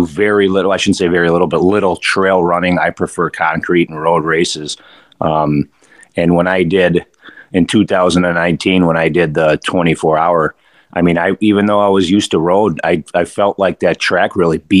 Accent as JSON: {"language": "English", "town": "Milwaukee", "region": "Wisconsin", "country": "United States", "tie": "born or raised there", "moved": "yes", "said": "I grew up in Milwaukee"}